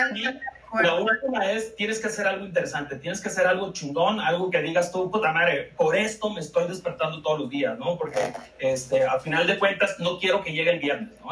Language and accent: Spanish; Baja California Sur, Mexico; moved away as an adult; now in Mexico City, Mexico; soy, soy chollero, como se dice, como se dice allá el el gentilicio informal